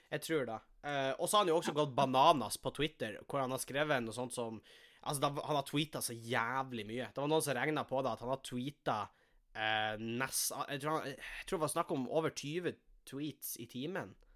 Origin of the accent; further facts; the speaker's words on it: Tjongsfjord, Nordland, Norway; now in Tromsø, Norway; jeg sitter jo hjemme i Tjongsfjord